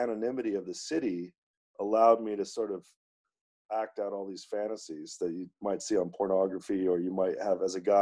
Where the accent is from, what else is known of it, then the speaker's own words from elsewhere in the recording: Santa Monica, California, United States; moved away as an adult; also born or lived in Boston / New York; I was born in Santa Monica, California, and went to big public high school, a beautiful place to grow up.